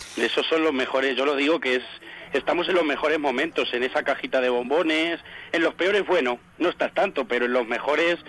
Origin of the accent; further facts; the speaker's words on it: Alcázar de San Juan, Castilla-La Mancha, Spain; como se dice aquí en mi pueblo